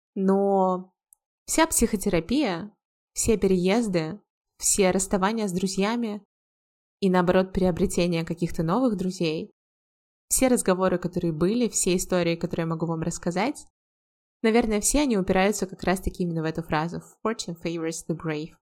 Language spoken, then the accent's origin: Russian; Volgograd, Volgograd Oblast, Russia; also born or lived in United States / Georgia; now in Saint Petersburg, Russia; был еще один переезд сначала в родный город Волгоград